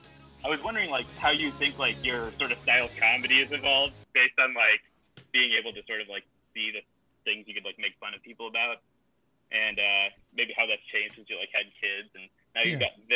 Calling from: Cleveland, Ohio, United States; I'm calling from Cleveland.

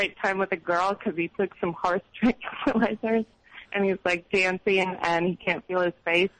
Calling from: Austin, Texas, United States; I'm calling from Austin, Texas.

